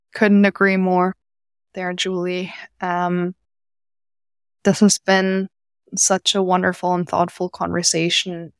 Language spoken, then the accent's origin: English; Germany; now in United States; I'm from Germany originally